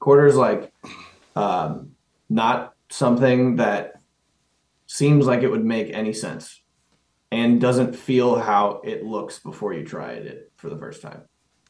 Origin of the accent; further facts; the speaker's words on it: Pennsylvania, United States; I'm from Pennsylvania